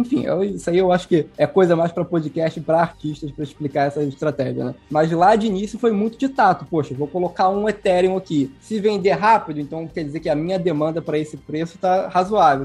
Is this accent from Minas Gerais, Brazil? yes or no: no; Rio de Janeiro, Brazil; eu sou carioca